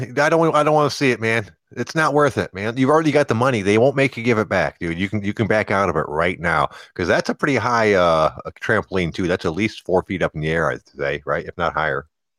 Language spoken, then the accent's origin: English; Detroit, Michigan, United States; growing up in Detroit around people that were juggalos